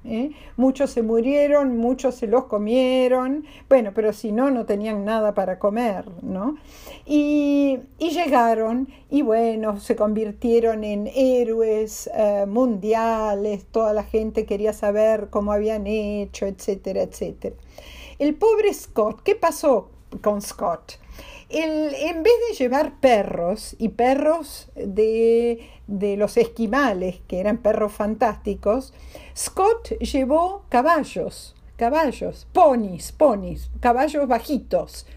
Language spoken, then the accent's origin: Spanish; Argentina; nosotros reclamamos como Argentina